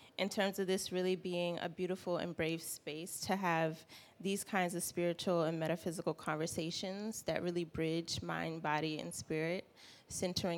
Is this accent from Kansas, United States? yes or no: no; South Carolina, United States; also born or lived in Midwest; now in Atlanta, United States; I'm from South Carolina. I'm based here in Atlanta now